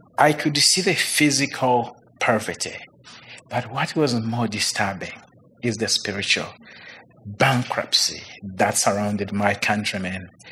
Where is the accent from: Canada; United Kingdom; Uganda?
Uganda; moved away as an adult; now in United States; I grew up in Uganda